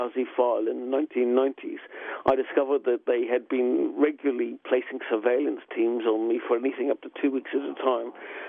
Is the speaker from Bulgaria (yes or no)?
no; Ireland; You know, I'm not a German. I'm an Irish lad. I get cold in cold water.